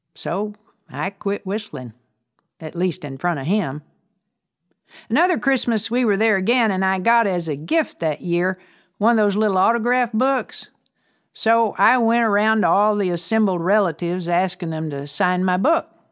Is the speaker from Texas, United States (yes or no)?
yes; Amarillo, Texas, United States; also born or lived in Brownfield, Texas; to Amarillo, where my grandparents lived, I became something of a city girl